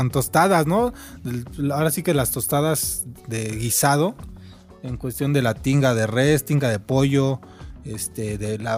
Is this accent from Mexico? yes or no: yes; Mexico; fallo como mexicano.